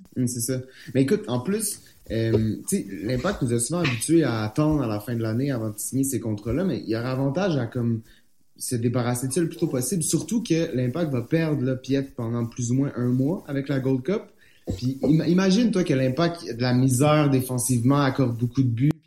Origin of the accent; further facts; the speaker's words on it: Montreal, Quebec, Canada; je suis montréalais